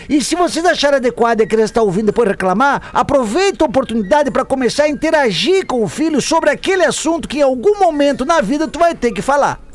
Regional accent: Barra Velha, Santa Catarina, Brazil; now in Michigan, United States; sou de Barra Velha, Santa Catarina, mas atualmente moro em Michigan, nos Estados Unidos

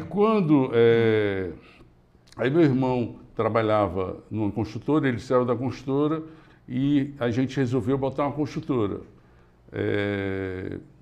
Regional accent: Limoeiro do Norte, Ceará, Brazil; also born or lived in Fortaleza; ficamos em Limoeiro até 10, 12 anos de idade

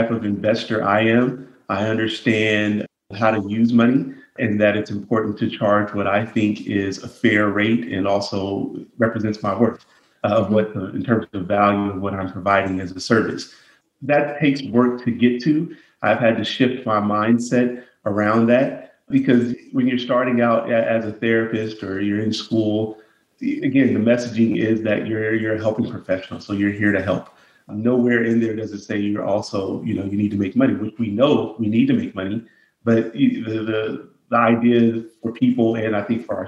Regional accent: Los Angeles, California, United States; also born or lived in Inglewood; I grew up in South Central Los Angeles.

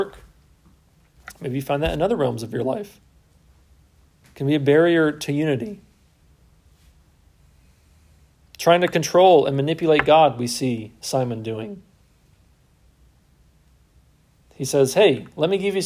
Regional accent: United States; As an American

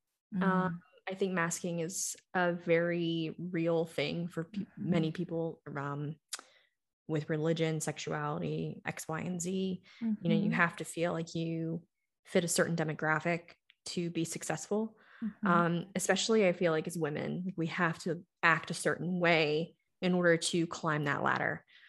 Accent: the South, United States; growing up in the South, in my family, and then being with my ex-husband, I had masked so long.

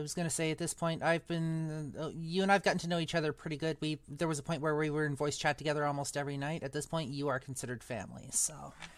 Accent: Eastern Canada, Canada; moved away; I am actually from Western Canada, originally from Eastern Canada

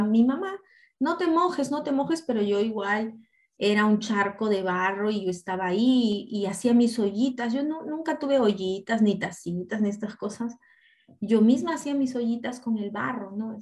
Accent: Apurímac, Peru; Yo de niña crecí, yo nací en Apurímac

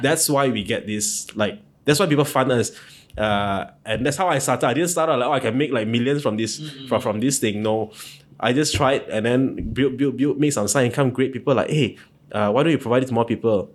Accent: Ipoh, Perak, Malaysia; moved away as an adult; now in Kuala Lumpur, Malaysia; I'm not from here. I'm from Ipoh

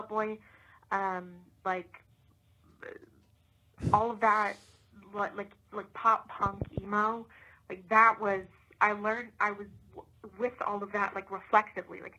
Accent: Kansas, United States; I'm from Kansas.

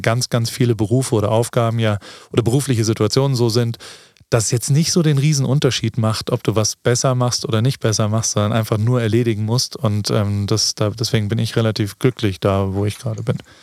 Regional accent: Germany; now in United States; so wie wir sind, in Deutschland aufgewachsen

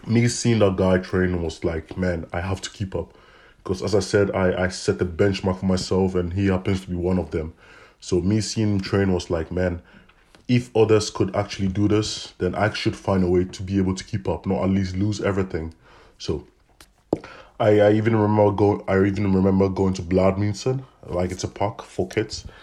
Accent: Ghana; moved away as an adult; now in Ghent, Belgium; I come from Ghana, West Africa. I've been in Belgium for the past five years

